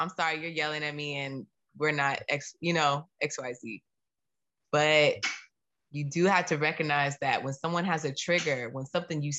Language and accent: English; United States; I'm American